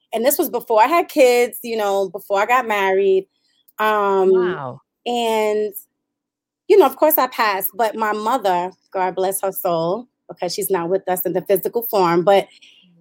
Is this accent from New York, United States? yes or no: yes; New York City, New York, United States; moved away as an adult; also born or lived in Brownsville, Brooklyn; now in Upstate New York, United States; I'm from Brooklyn. I'm from East New York, Brooklyn. Also lived in Brownsville